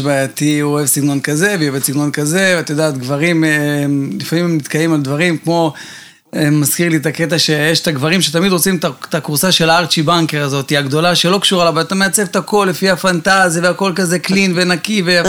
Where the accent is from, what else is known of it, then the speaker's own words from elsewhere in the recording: Bat Yam, Tel Aviv District, Israel; רוב ילדותי עברתי בבת ים, חוף הים, גלישת גלים